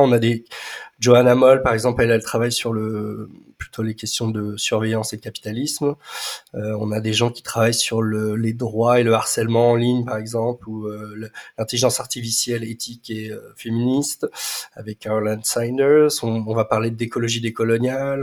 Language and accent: French; Nevers, Bourgogne-Franche-Comté, France; j'ai grandi en partie à Nevers